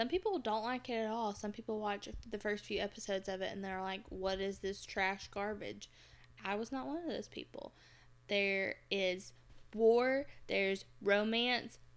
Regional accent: Alabama, United States; I was born and raised in Alabama

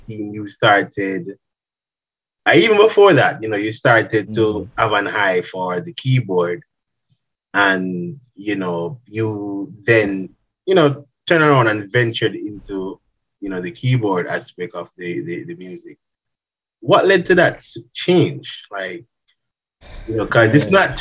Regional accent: Jamaica; growing up in Jamaica

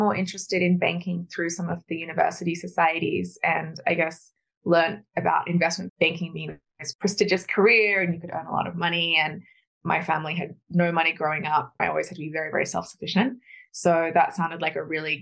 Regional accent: Australia; I grew up in Australia

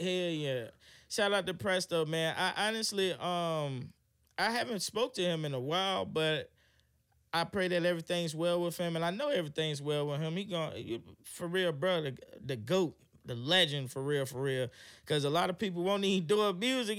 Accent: Hampton, Virginia, United States; also born or lived in Atlanta; I'm from Hampton, and, um, I grew up in the church.

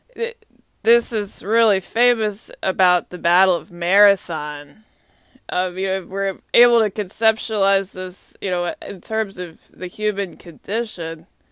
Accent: Austin, Texas, United States; moved away as an adult; also born or lived in Atlanta, United States; now in Washington, D.C., United States; Austin is my hometown

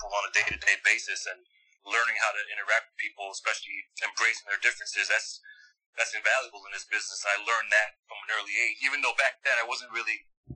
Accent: Montreal, Quebec, Canada; moved away; Born and raised in Uptown, never lived in another neighborhood in Montreal

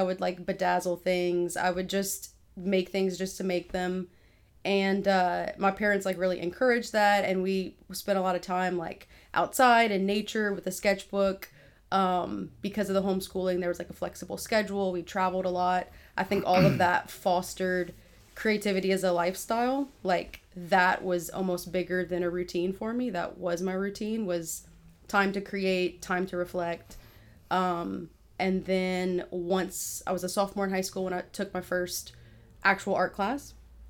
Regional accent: Broussard, Louisiana, United States; also born or lived in Cecilia; Living in Broussard, moved to Cecilia for a little bit, and then basically my whole life I've been there.

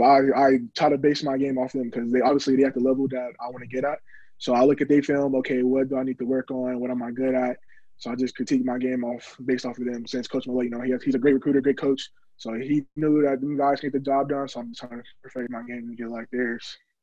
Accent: Orlando, Florida, United States; I was born in Orlando, Florida.

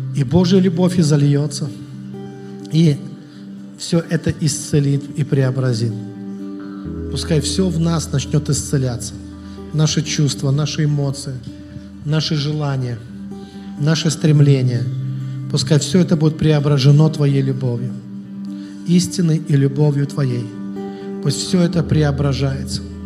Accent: Russia; Я тоже из России, из Совка

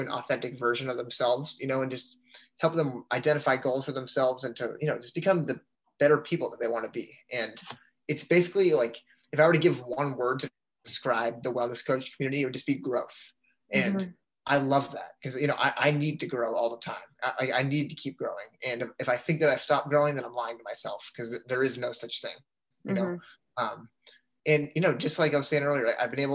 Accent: Canton, Massachusetts, United States; I'm from Canton, Mass, which is about 45 minutes outside of BC

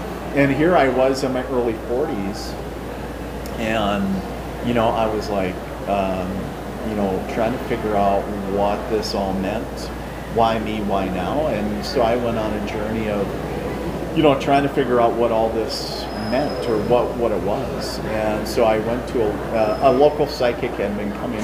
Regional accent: International Falls, Minnesota, United States; now in Fargo, United States; So in a little town called International Falls

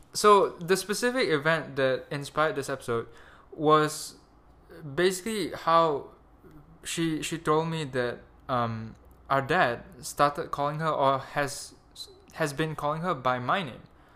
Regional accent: Malaysia; accent: Malaysian; my Malaysian accent

